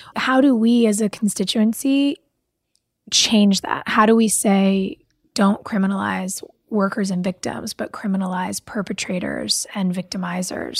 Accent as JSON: {"language": "English", "town": "Pasadena", "region": "California", "country": "United States", "tie": "born or raised there", "said": "I grew up in Pasadena"}